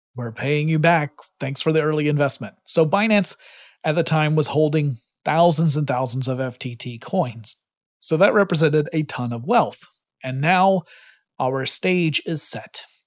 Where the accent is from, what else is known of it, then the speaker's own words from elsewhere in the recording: Georgia, United States; my home state of Georgia